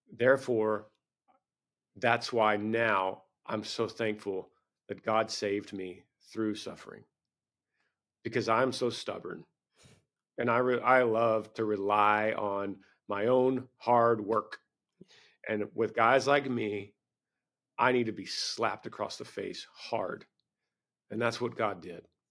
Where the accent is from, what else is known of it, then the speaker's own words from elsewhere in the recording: Bible Belt, Southern United States, United States; I grew up in the Bible Belt